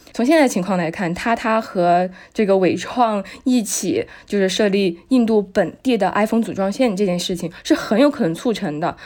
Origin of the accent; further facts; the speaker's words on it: Chongqing, China; 作为一个重庆人